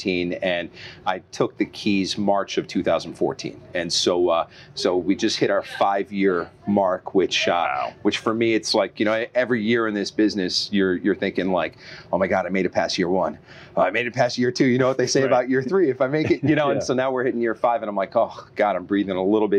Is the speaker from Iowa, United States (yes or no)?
no; Long Island, New York, United States; moved away as an adult; I'm from Long Island originally, and my family owned a hotel on Long Island. And so I grew up kind of cutting my teeth in the business